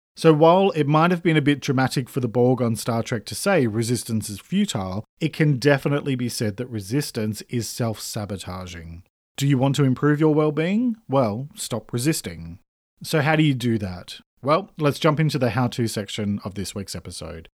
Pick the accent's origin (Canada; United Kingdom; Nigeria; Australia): Australia; I'm an Australian writer and speaker